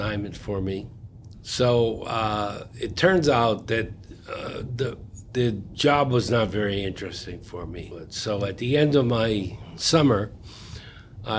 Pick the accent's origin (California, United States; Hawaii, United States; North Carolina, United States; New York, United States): New York, United States; Troy; I grew up in Troy, New York